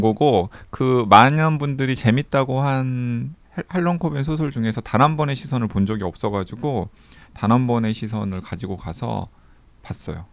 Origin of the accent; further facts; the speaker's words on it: South Korea; moved away; 저는 서남해안의 항구 도시에서 태어났잖아요